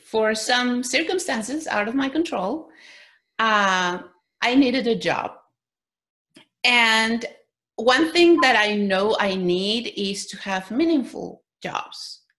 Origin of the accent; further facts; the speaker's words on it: Mexico; I was born in Mexico